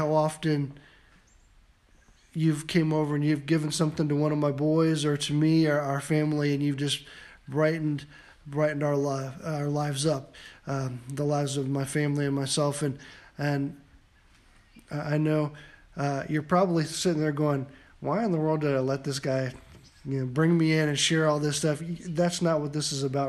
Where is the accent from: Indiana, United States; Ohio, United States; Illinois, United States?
Ohio, United States; Van Wert; when I was growing up in Van Wert, we used to call Van Wert small podunk Van Wert, and a small farming community